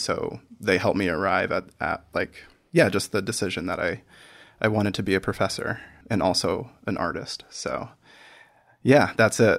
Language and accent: English; Iowa, United States; I grew up in Iowa.